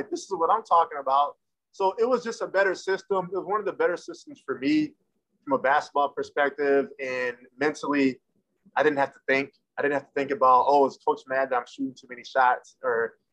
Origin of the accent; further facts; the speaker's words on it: Belleville, Michigan, United States; also born or lived in Ypsilanti, Michigan; I'm from Ypsilanti, Michigan. And I grew up in Belleville, Michigan as well